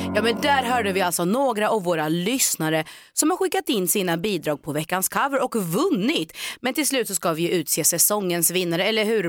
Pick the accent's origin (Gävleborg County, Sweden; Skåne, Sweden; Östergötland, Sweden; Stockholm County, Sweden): Östergötland, Sweden; Norrköping; moved away; jag är ju faktiskt född och uppväxt i Norrköping